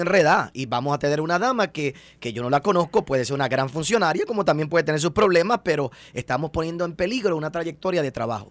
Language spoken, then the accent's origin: Spanish; Puerto Rico; nosotros como puertorriqueños